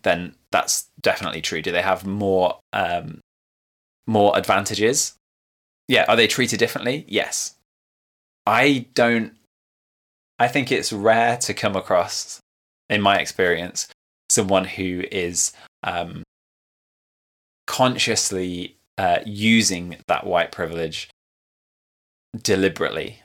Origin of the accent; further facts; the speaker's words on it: Leicester, East Midlands, United Kingdom; I grew up in Leicester